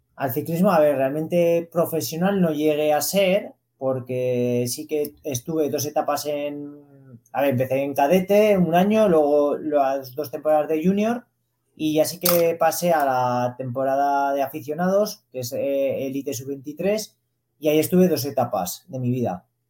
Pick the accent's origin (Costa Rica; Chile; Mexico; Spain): Spain; Zaragoza, Aragon; yo nací en Zaragoza, sí que de pequeño eh, vivía en el barrio de Las Fuentes, que es un barrio obrero de Zaragoza